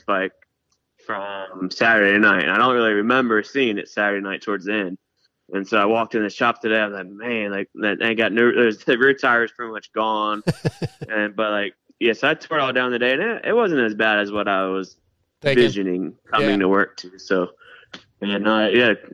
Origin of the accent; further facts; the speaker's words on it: Maryland, United States; now in California, United States; I'm from Maryland